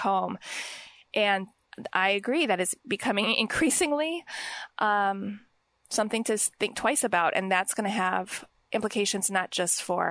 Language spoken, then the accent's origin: English; Highland Park, Illinois, United States; I was born in Highland Park, actually.